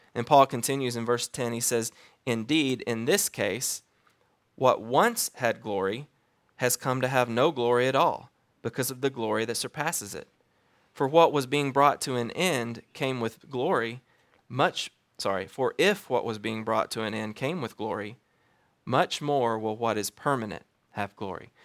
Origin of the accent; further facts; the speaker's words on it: Alabama, United States; moved away as an adult; now in Wichita, United States; I'm from Alabama